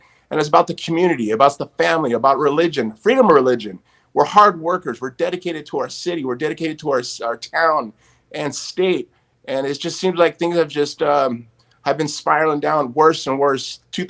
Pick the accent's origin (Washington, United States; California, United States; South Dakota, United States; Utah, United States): California, United States; Huntington Beach; Born and raised here in Huntington Beach for 45 years